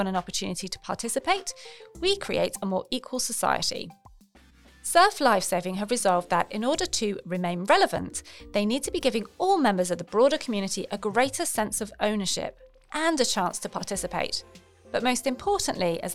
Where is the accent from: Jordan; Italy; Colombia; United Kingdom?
United Kingdom; England; moved away as an adult; now in Australia; I'm from England originally